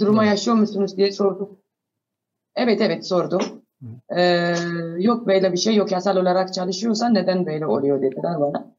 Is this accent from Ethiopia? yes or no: yes; Ethiopia; Turkish is a second language; also born or lived in Sudan; now in Ankara, Turkey; asli olarak Etiyopyalıyım